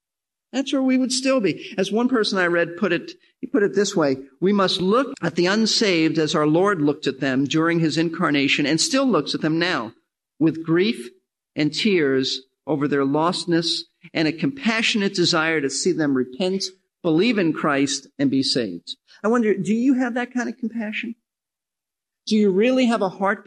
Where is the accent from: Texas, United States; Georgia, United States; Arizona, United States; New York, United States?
New York, United States; New York City; I'm from New York City